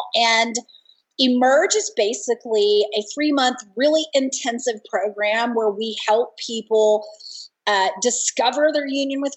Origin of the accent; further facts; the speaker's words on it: Dallas-Fort Worth area, Texas, United States; I grew up in the Dallas-Fort Worth area, a good Baptist girl